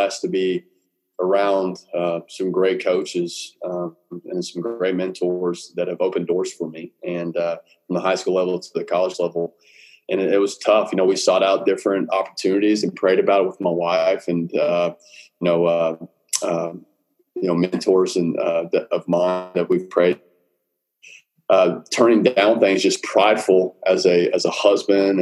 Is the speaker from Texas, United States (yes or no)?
yes; Southlake, Texas, United States; also born or lived in Dallas, Texas / McKinney, Texas / Denton, Texas / Cameron, Texas; We settled in Southlake going into my fifth grade year, and that's when my dad became the head football coach at Southlake Carroll. And we were at Carroll from fifth grade all the way till I graduated high school